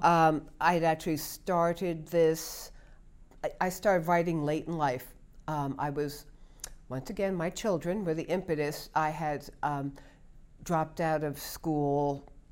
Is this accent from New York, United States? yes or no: yes; New York, United States; moved away as an adult; also born or lived in Stamford, Connecticut; I grew up in New York